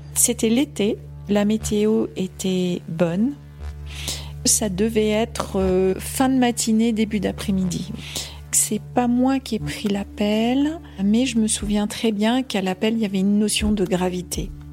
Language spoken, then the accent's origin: French; Occitania, France; moved away as an adult; also born or lived in Haute-Savoie / Gorges du Verdon; now in Chamonix, France; je viens d'abord euh, des Pyrénées à, l'origine